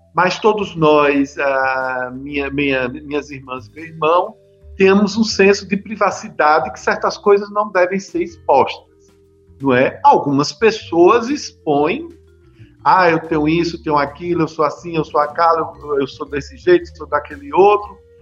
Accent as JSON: {"language": "Portuguese", "region": "Bahia", "country": "Brazil", "said": "somos do mesmo estado"}